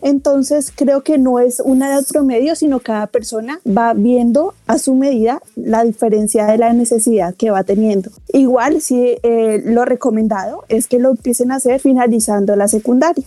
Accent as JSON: {"language": "Spanish", "country": "Colombia", "moved": "yes", "said": "yo soy colombiana, terminé mi carrera de psicología en Colombia"}